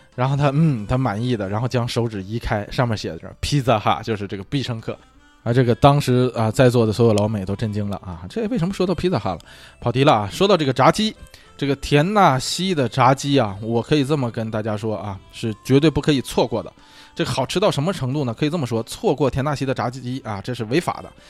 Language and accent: Chinese; China; now in United States; 在咱们中国啊，在咱们国内